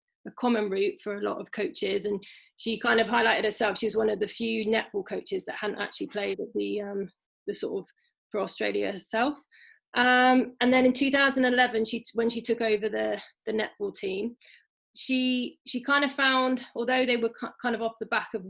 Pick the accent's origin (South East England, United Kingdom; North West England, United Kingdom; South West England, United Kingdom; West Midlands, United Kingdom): West Midlands, United Kingdom; Shropshire; I'm from Shropshire